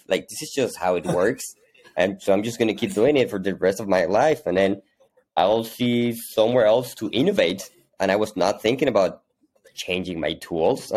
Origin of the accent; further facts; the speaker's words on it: Hermosillo, Sonora, Mexico; now in Mexico City, Mexico; I'm originally from Mexico. I was actually born in the north of Mexico in a small town called Hermosillo, Sonora, pretty close to the U.S. But I've been living in Mexico City for the past 20 years or so.